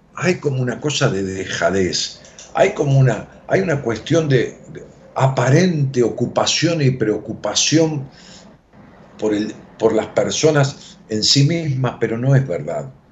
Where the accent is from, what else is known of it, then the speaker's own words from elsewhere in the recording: Ramos Mejía, Buenos Aires Province, Argentina; en mi pueblo, en Raúl Mejía